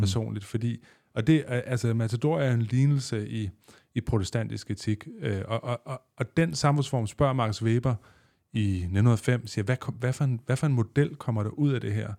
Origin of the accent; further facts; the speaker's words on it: West Zealand, Denmark; Da jeg voksede op i Vestland, der arbejdede folk på Carmen Curlers